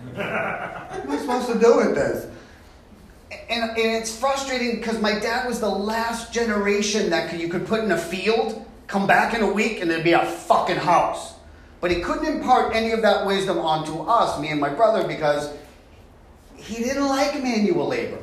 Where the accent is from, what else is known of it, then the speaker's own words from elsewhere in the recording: Boston, Massachusetts, United States; I'm from Boston